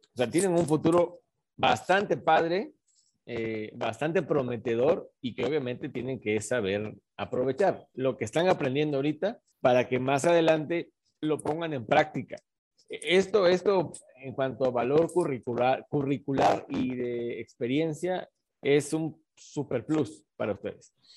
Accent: Mexico; mi país

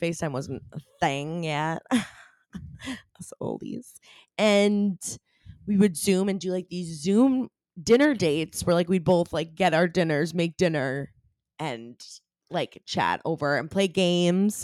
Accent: Maine, United States; I'm from Maine. I was living in Maine at the time

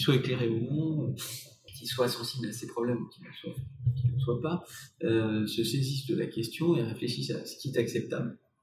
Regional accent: Paris, Île-de-France, France; Nous sommes euh, parisiens, nous sommes français

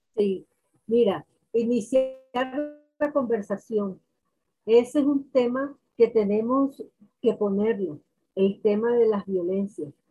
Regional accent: Valledupar, Cesar, Colombia; soy de Valledupar, Vallenata de pura cepa y de corazón

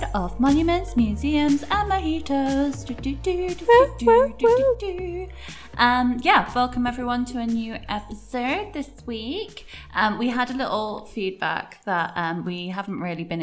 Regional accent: United Kingdom; moved away as an adult; now in Athens, Greece; I'm from the UK

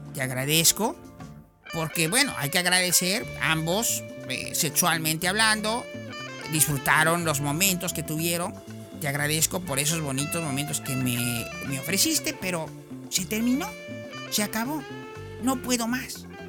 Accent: Mexico; Así somos los mexicanos

